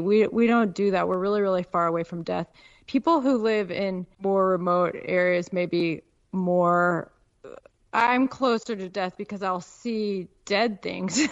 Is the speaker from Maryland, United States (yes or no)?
no; Peoria, Illinois, United States; moved away as an adult; also born or lived in Chicago, Illinois / Alaska; now in Nevada, United States; I was born in Chicago. I grew up in Peoria, and uh, then I went to college on the East Coast